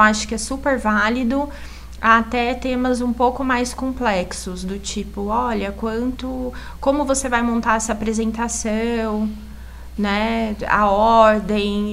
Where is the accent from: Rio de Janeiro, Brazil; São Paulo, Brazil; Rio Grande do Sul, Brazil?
São Paulo, Brazil; Assis; moved away as an adult; now in Indaiatuba, Brazil; Eu sou de Assis, mas eu fui fazer faculdade em São Paulo